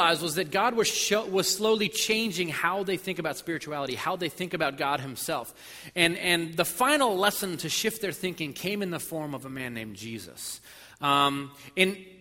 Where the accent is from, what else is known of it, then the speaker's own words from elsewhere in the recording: New Port Richey, Florida, United States; I'm from Newport Richie